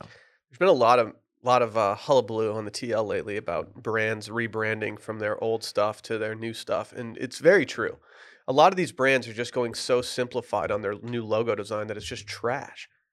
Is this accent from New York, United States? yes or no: no; Michigan, United States; moved away; the dispensary in my hometown